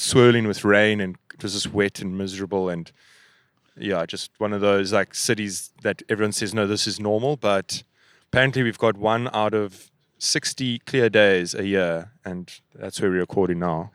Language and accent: English; South Africa; we're from South Africa